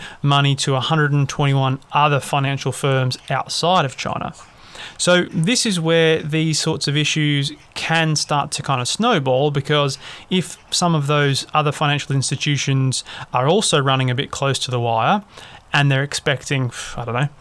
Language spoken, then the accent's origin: English; Australia; I'm obviously an Australian